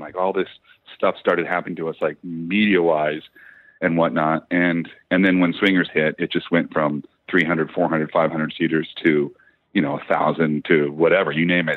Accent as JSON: {"language": "English", "town": "Ventura", "region": "California", "country": "United States", "tie": "born or raised there", "also_born_or_lived": "Los Angeles, California", "said": "I'm going to go back to my hometown, Ventura"}